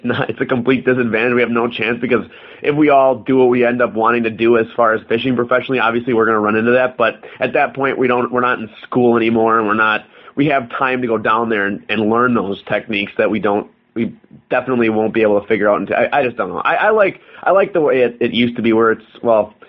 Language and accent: English; Wisconsin, United States; we're from Wisconsin